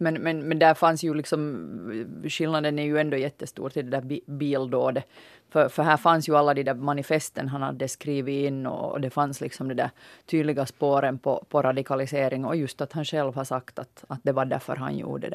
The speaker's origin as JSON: {"language": "Swedish", "country": "Finland", "said": "vi finländare"}